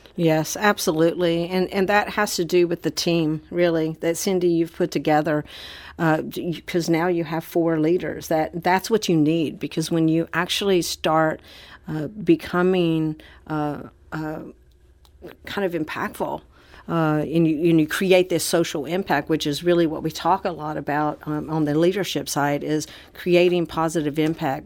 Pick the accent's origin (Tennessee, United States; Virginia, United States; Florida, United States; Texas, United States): Florida, United States; Orlando; back to my hometown for a homecoming in Orlando, Florida